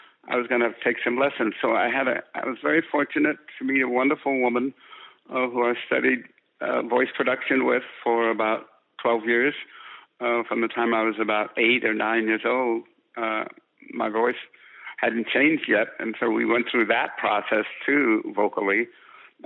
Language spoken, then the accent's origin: English; San Francisco, California, United States; born or raised there